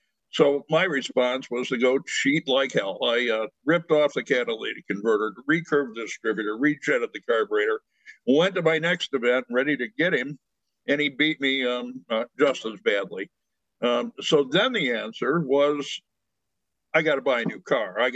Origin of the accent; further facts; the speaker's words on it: United States; being an American male